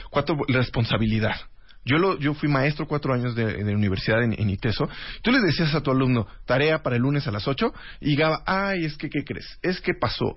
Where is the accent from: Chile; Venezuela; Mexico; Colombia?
Mexico; Jalisco; yo que vengo de Jalisco